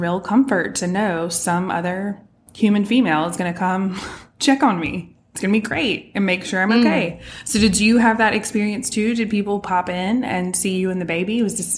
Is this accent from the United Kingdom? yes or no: yes; England, United Kingdom; born there; I was born in England, and my parents still talk about, and at the time, you know, if you were born there, so I was a dual citizen when I was born.